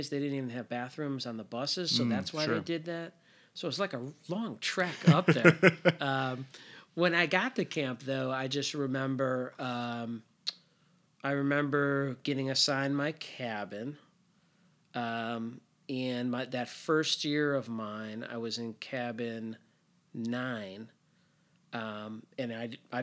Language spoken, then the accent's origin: English; Northbrook, Illinois, United States; I grew up in Northbrook, small part of Northbrook that like went to New Trier